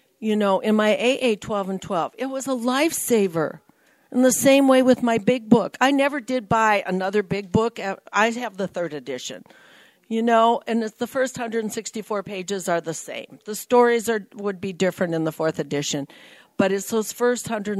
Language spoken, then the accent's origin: English; Nebraska, United States; moved away as an adult; now in California, United States; I moved from Nebraska to California. I'm a California girl who was born in the wrong state